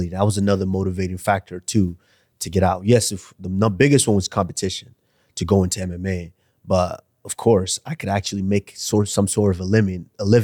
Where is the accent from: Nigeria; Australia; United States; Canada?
Nigeria; Because I'm still Nigerian now. I still have a mom and dad which you know I'm, i have to be responsible for for someday.